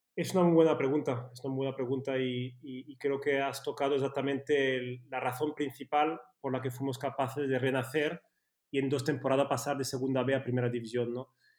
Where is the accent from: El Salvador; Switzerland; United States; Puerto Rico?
Switzerland; Spanish is a second language; moved away as an adult; now in Spain; yo crecí en Suiza eh, y, cuando vine aquí con 18 años